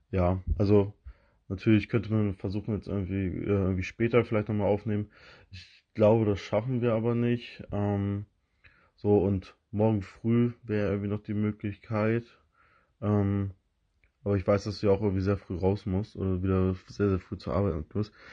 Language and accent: German; Northern Germany, Germany; Dann denkt man sich so als, als Norddeutscher, wenn man da langläuft mit so einem ausfriesischen Charme, ähm, so, ja, wieso haben die hier keine Gummistiefel an?